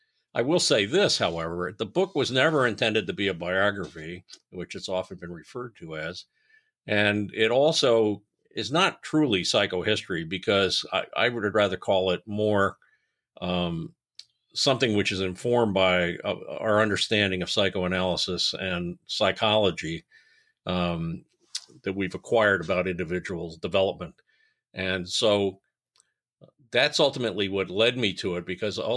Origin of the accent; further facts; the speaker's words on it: Washington, D.C., District of Columbia, United States; Yeah, I grew up in the Washington, D.C. area and had a varied number of jobs, et cetera, before I sort of went to graduate school.